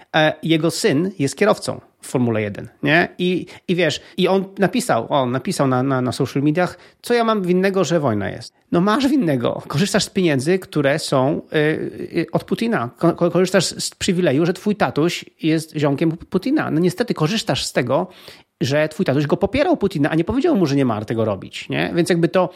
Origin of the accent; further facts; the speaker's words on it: Poland; jako Polacy